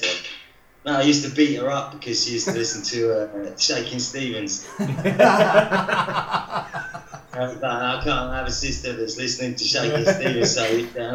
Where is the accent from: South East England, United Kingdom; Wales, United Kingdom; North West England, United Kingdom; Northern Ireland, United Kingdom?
South East England, United Kingdom; near Heathrow, just outside southwest London; moved away as an adult; now in France; I was born just next to Heathrow, about half an hour away, just outside southwest London.